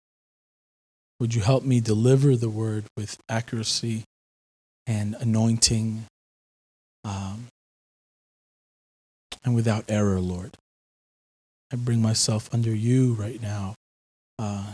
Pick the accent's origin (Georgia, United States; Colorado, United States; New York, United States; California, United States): New York, United States; now in Philadelphia, United States; As a New Yorker, that's hard because, you know, New Yorkers want to hustle, and we're known for our hustle and bustle.